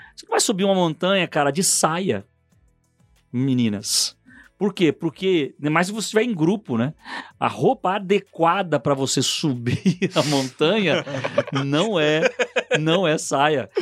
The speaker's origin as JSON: {"language": "Portuguese", "region": "Rio de Janeiro", "country": "Brazil", "tie": "born or raised there", "also_born_or_lived": "São Paulo", "moved": "yes", "said": "Eu, eu nasci no Rio de Janeiro, morei um tempo em São Paulo"}